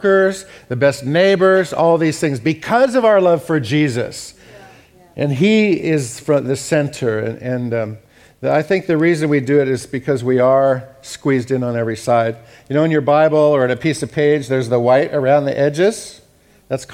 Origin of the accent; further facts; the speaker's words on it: United States; I'm an American